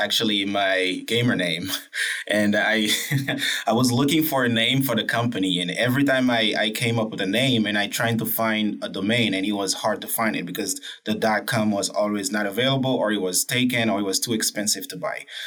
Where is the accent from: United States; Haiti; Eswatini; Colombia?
Haiti; I'm from Haiti, right? A country with a poor economic background, but a beautiful country